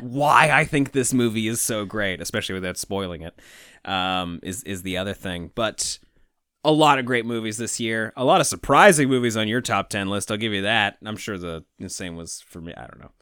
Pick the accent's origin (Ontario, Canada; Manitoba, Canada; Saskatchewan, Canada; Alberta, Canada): Ontario, Canada; Toronto; that we grew up with in Toronto